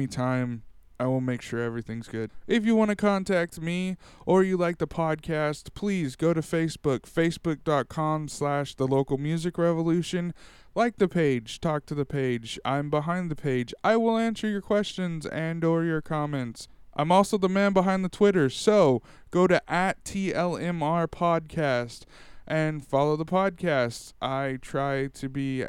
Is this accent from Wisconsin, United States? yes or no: no; Tulare, California, United States; I went to a sci-fi con here in my hometown